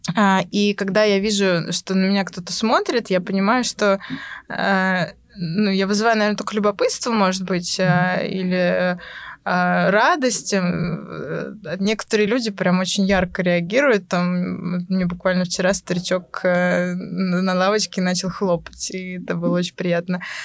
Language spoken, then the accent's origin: Russian; Pskov, Pskov Oblast, Russia; moved away as an adult; now in Moscow, Russia; сама я из Пскова